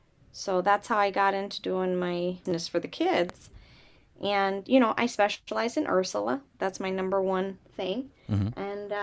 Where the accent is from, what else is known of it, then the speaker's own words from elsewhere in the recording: Tonawanda, New York, United States; So I'm originally from Tonawanda.